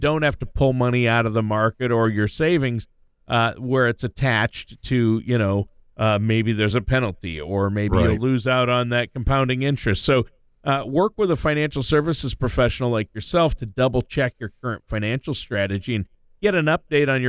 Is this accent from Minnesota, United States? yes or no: yes; Minnesota, United States; I grew up in Minnesota, but it was only an hour to the South Dakota border